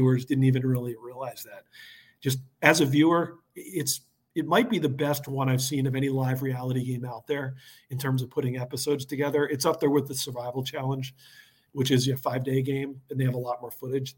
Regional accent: Philadelphia, Pennsylvania, United States; moved away as an adult; I grew up in Philly. You know, people talk Delco. I was another Delco person

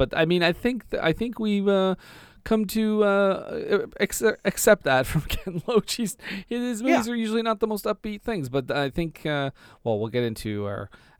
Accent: Ireland; accent: Irish; I don't know where my Irish accent went

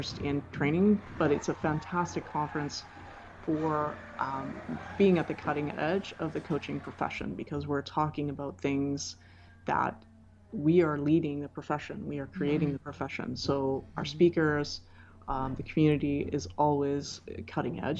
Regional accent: Canada; I'm Canadian

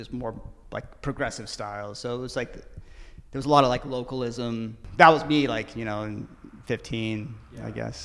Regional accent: Malibu, California, United States; moved away; also born or lived in Johannesburg, South Africa / Cape Town, South Africa / Los Angeles; growing up in Malibu, clearly I was like, it was like surfing and playing in drainage ditches

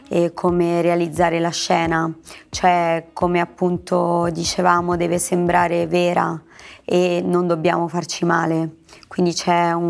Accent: Anzio, Lazio, Italy; cucina romana perché sono di Anzio.

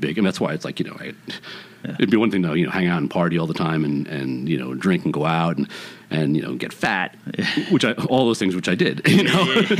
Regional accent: New York City, New York, United States; moved away as an adult; now in Los Angeles, United States; East Flatbush till I was 12, and then Fort Greene downtown after that, and then I moved out of my parents' house into Jackie's apartment in Greenwich Village.

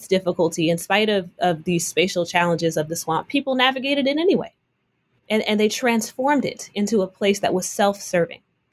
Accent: Oakland, California, United States; I'm from Oakland, California.

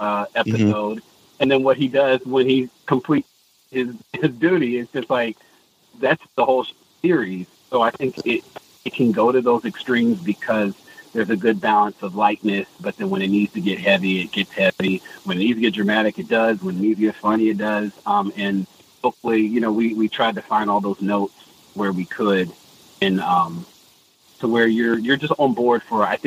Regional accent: Alabama, United States; I'm from Alabama

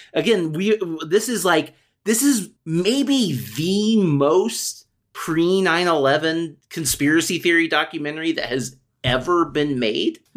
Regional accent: United States; I'm American

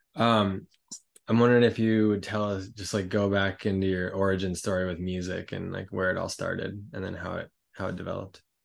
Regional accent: Colorado, United States; we're both from Colorado

